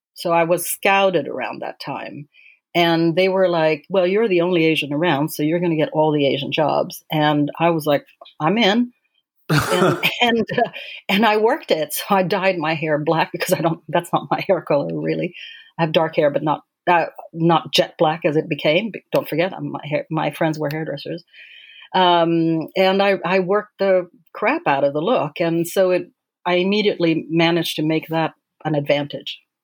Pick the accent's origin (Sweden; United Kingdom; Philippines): Sweden; moved away as an adult; also born or lived in Paris, France; I grew up in in Sweden um, and moved to Paris to work with him eventually